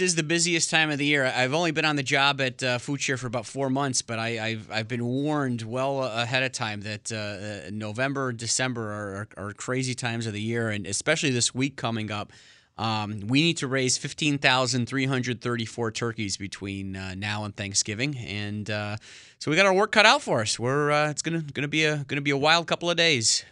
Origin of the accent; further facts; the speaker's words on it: New Britain, Connecticut, United States; also born or lived in West Hartford, Connecticut; I'm from, uh, central Connecticut, born and raised in New Britain.